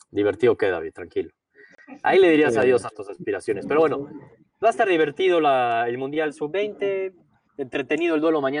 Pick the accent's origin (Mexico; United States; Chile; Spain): Mexico; somos mexicanos y hay que confiar